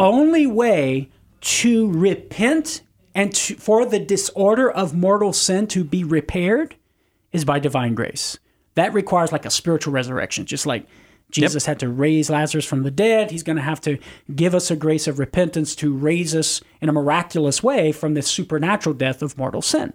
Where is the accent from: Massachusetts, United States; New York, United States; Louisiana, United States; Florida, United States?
Louisiana, United States; Cajun; as a Cajun